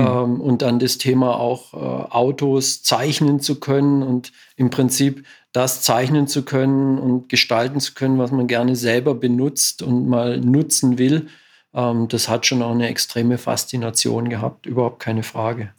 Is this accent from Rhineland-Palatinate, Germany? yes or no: no; Southern Black Forest, Baden-Württemberg, Germany; ich bin im Südschwarzwald aufgewachsen